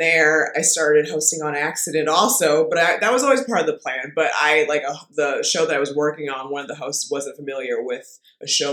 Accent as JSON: {"language": "English", "area": "Bay Area", "region": "California", "country": "United States", "said": "I'm from the Bay Area"}